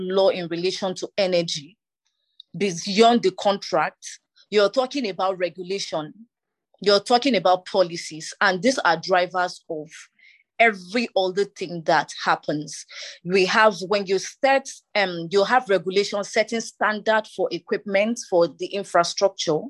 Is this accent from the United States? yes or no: no; Plateau, Nigeria; I am from Nigeria and Plateau State